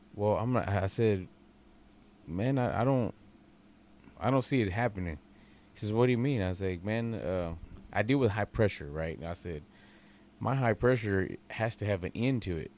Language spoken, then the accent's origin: English; Texas, United States; I'm from Texas